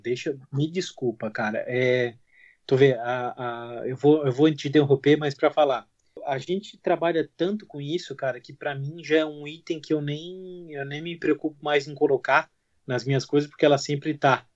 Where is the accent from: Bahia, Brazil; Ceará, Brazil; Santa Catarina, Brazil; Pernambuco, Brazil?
Santa Catarina, Brazil; southern; eu sou daqui de Santa Catarina, do sul de Santa Catarina